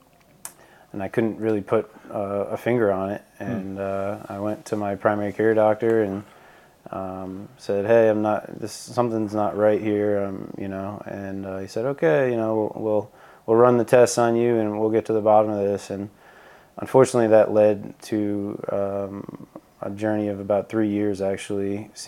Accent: Rhode Island, United States; I grew up in Rhode Island

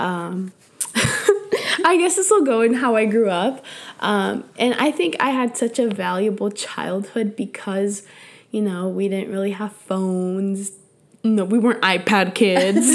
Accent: San Jose, California, United States; first language Spanish; English is a second language; I grew up in East Side San Jose, which is predominantly Latinos

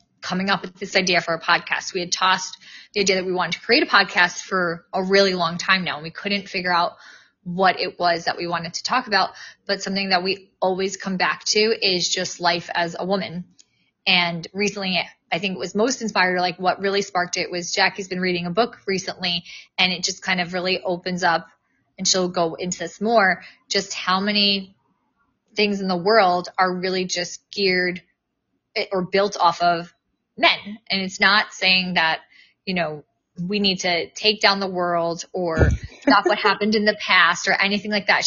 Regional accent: New York, United States; I am from New York.

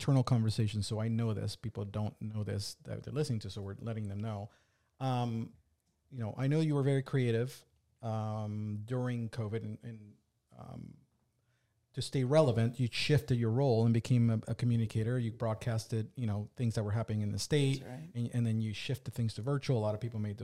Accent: Northern Virginia, United States; now in Delaware, United States; I grew up in Northern Virginia

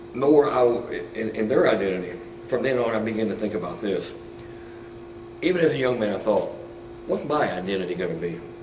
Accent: Buzzard Roost, Arkansas, United States; also born or lived in Carlisle, Arkansas; I grew up in a small town. Um, people always laugh when I tell them I'm from Buzzard Roost, Arkansas

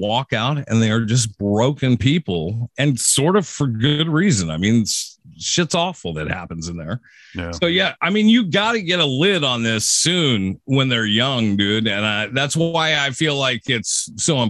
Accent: Seattle area, Washington, United States; driving down kind of a country road here in my hometown

